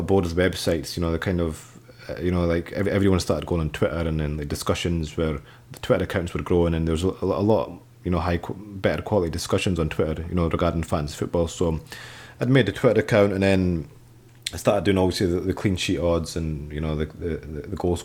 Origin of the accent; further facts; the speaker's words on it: Scotland, United Kingdom; I'm Pakistani, but I was born and raised in Scotland